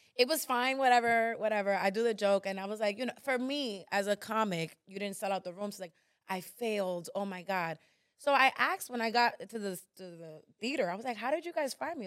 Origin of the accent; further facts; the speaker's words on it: New York, United States; I was born in New York